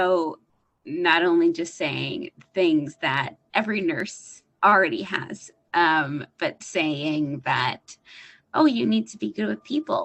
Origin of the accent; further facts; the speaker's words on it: Toronto, Ontario, Canada; I'm a nurse from Toronto, Canada.